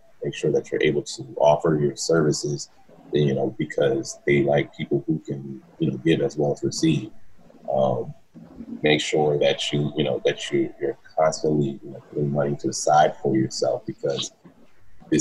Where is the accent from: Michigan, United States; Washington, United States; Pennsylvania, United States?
Pennsylvania, United States; Philadelphia; now in Los Angeles, United States; I hail from Philly, Philadelphia, PA